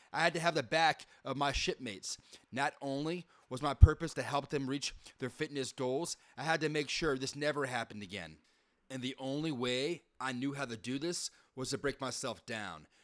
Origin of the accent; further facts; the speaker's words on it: the South, United States; moved away as an adult; also born or lived in California / Chicago; now in Texas, United States; Growing up down south, I was not used to different types of people different types of religion.